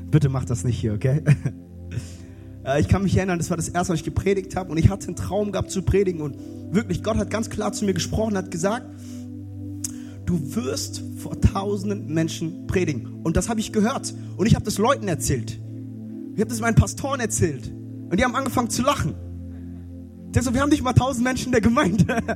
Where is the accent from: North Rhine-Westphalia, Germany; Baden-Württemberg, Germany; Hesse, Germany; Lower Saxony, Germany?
Hesse, Germany; Frankfurt; ich bin in Frankfurt groß geworden. Und, also in der Nähe von Frankfurt, wir haben eine Kleinstadt, da haben wir einen Wald.